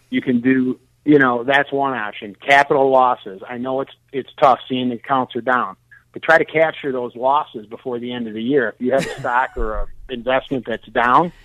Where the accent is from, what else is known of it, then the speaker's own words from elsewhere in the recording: Detroit, Michigan, United States; I'm originally from Detroit